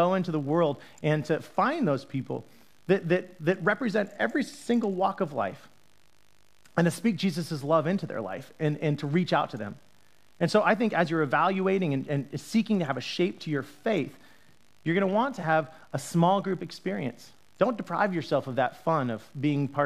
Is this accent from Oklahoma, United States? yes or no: no; Utah, United States; I grew up in Utah